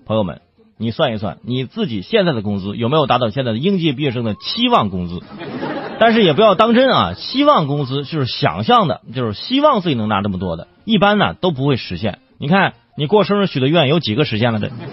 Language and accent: Chinese; Zhangjiakou, Hebei, China; 河北张家口，这河北我老家